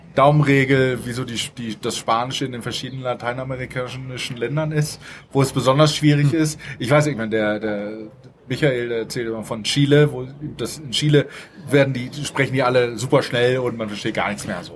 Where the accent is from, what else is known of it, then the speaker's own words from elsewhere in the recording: Northern Germany, Germany; now in Mexico City, Mexico; verstehe ich das als Norddeutscher